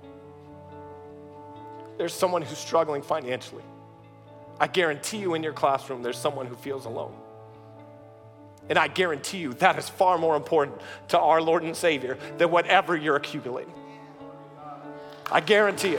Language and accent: English; the South, Georgia, United States; moved away; I come from the South. We lived in Georgia